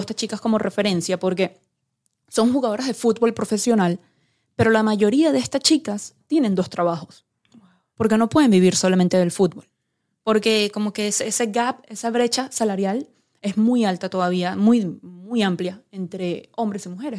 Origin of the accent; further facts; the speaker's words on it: Venezuela; como venezolana